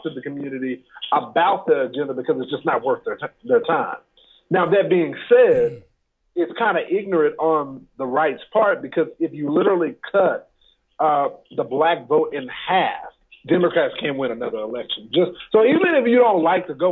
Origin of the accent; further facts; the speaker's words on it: Dallas, Texas, United States; I am originally from Dallas, Texas